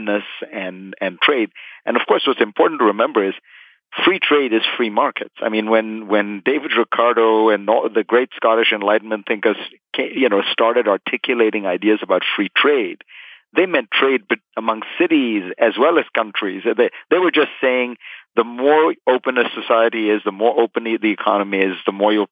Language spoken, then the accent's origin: English; India; moved away as an adult; now in United States; I grew up in India